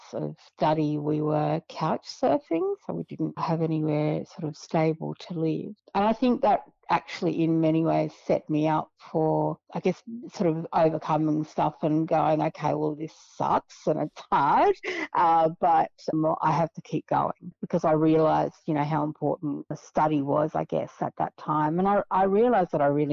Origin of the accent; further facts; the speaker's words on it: Brisbane, Queensland, Australia; moved away as an adult; now in Canberra, Australia; I grew up in Brisbane in the 80s and sort of moved to Canberra, I guess, in the 2000s